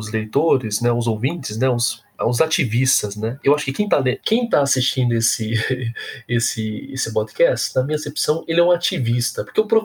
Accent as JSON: {"language": "Portuguese", "region": "São Paulo", "country": "Brazil", "said": "Eu, como negro, advindo de uma coab em São Paulo"}